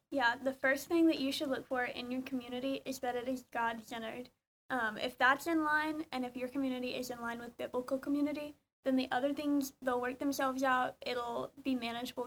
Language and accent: English; Georgia, United States; moved away as an adult; now in College Station, United States; I'm from Georgia